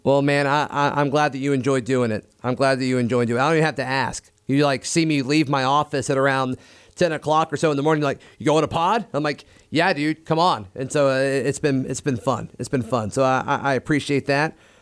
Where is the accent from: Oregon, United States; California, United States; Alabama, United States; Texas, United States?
Alabama, United States; Auburn; growing up in Auburn